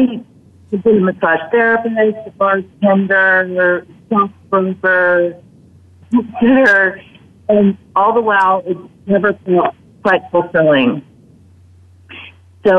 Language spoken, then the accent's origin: English; Monterey, California, United States; now in South Florida, United States; I'm heading back to California, my hometown of Monterey